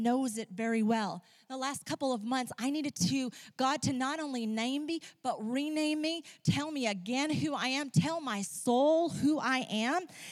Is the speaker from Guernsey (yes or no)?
no; Ecuador; moved away; When I was a teenager growing up in Ecuador, I used to be an interpreter in hospitals